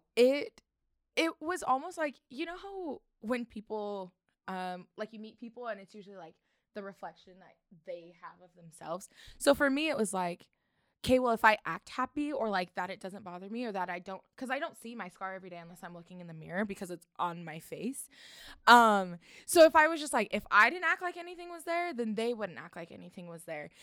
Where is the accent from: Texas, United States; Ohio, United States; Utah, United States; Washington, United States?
Utah, United States; St. George; also born or lived in California; I was born in sort of raised in California, but like we were saying, with the tween years, like, I feel like Utah, like, Saint George is where I, like, found myself